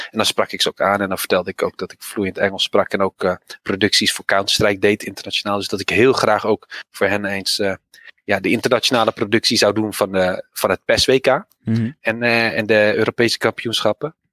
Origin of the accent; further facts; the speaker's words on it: Netherlands; Als Nederlander.